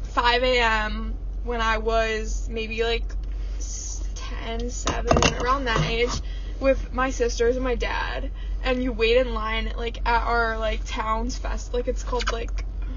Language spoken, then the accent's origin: English; Chicago, Illinois, United States; we're from Chicago.